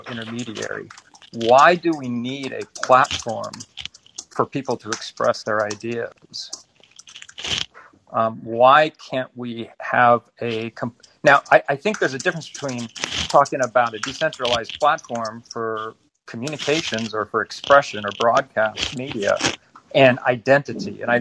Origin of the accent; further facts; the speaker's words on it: Silicon Valley, California, United States; moved away as an adult; I was born and raised in Silicon Valley and spent almost my entire professional career there before escaping